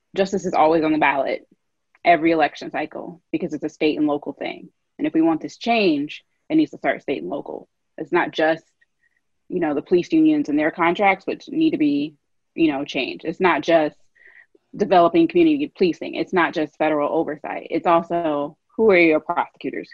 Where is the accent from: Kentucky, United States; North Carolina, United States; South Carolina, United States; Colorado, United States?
Kentucky, United States; Louisville; moved away; I grew up in Louisville